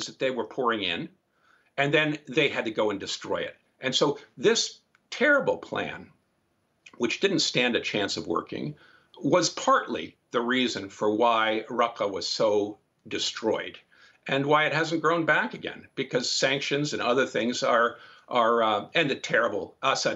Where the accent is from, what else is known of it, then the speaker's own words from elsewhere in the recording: United States; as an American